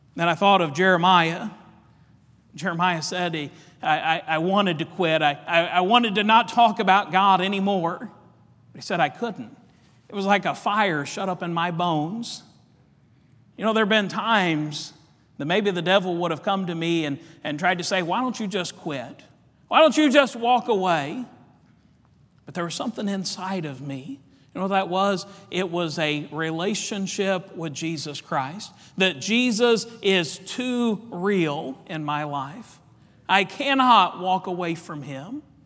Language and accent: English; Indiana, United States; Our family, we love basketball. We're from Indiana